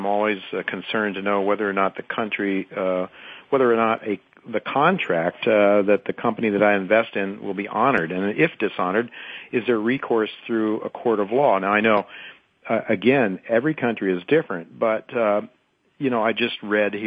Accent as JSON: {"language": "English", "country": "United States", "said": "as an American"}